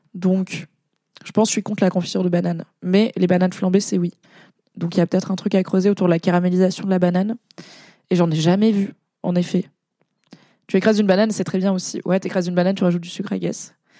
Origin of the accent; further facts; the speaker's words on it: Valence, Auvergne-Rhône-Alpes, France; moved away; il y a une grosse communauté arménienne à Valence, euh, là où j'ai grandi